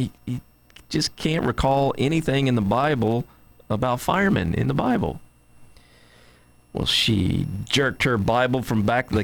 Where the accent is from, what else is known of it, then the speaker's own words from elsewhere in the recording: Cynthiana, Kentucky, United States; now in Connecticut, United States; I'm from Cynthiana, Kentucky, and I've been up here in Connecticut for a long time